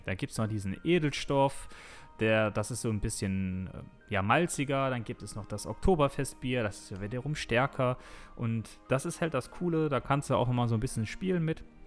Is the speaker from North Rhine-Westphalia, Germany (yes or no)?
yes; Düsseldorf, North Rhine-Westphalia, Germany; als Düsseldorfer